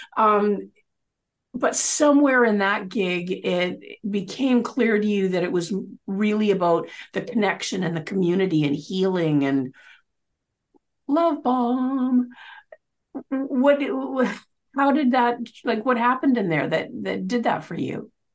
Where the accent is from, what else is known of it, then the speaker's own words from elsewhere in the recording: Canada; we're both Canadian